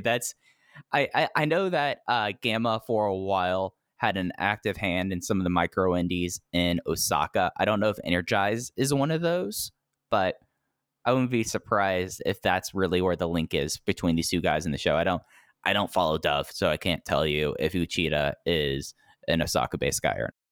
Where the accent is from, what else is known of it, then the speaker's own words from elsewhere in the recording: Texas, United States; growing up in Texas